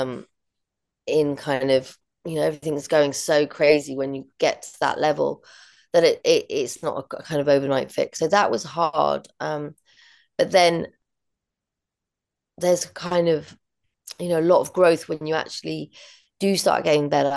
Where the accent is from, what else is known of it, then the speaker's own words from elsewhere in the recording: London, United Kingdom; growing up in London and always being in a city